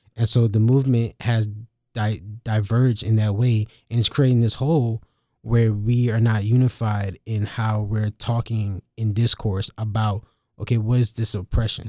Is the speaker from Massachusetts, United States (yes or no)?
no; Durham, North Carolina, United States; I'm from Durham